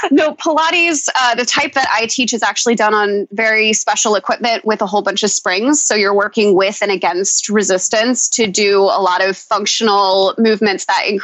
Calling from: Queens, New York, United States; I am currently sitting in my bedroom in Astoria, Queens, New York.

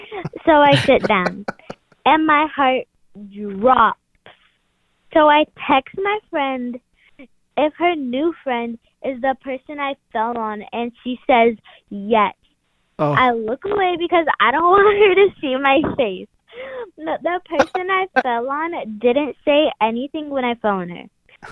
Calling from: Texas, United States; I'm calling for That Story Show. And … I'm from Texas.

